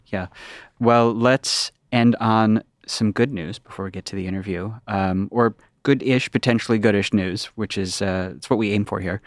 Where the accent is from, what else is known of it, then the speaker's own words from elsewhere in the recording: United States; as an American